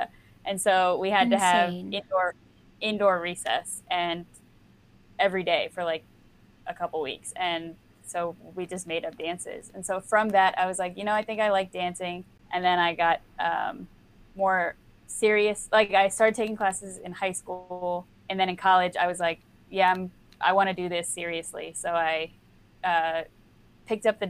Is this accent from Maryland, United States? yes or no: yes; right outside DC, Maryland, United States; I'm from Maryland, like right outside DC